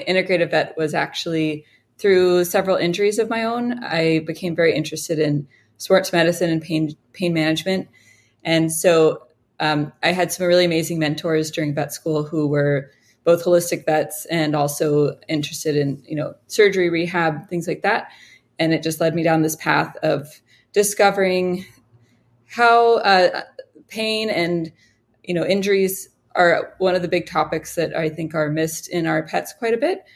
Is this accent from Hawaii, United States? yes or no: yes; Honolulu, Hawaii, United States; also born or lived in Colorado; moved back to Hawaii where I'm from